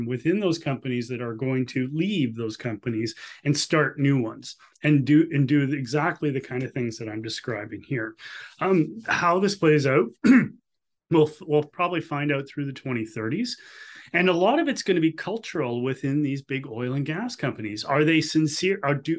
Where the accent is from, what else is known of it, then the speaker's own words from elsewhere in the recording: Canada; I ask on the behalf as a Canadian citizen and the citizens of Alberta, Saskatchewan, and Newfoundland